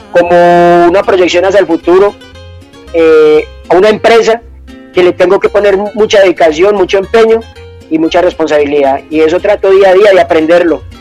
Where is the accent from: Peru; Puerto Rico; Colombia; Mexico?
Colombia; Valle del Cauca; now in Medellín, Colombia; Soy un, vallecaucano, pero me considero paisa, paisa neto, como la arepa y como, la bandeja paisa, porque ya llevo más de treinta y pico de años aquí en la ciudad de Medellín.